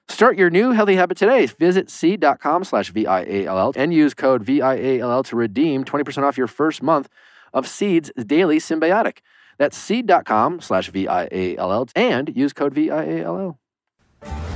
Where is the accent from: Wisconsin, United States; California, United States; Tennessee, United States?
Wisconsin, United States; Waukesha; moved away as an adult; now in Los Angeles, United States; I'm from Waukesha, Wisconsin